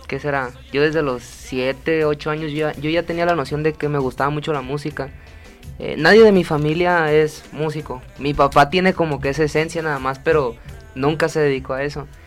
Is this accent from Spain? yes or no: no; Ciudad Obregón, Sonora, Mexico; Yo soy de Ciudad Obregón, Sonora.